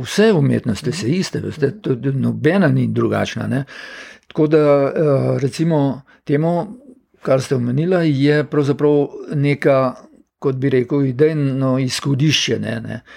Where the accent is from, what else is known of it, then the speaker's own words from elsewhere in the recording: Slovenia; Slovenci smo pač živeli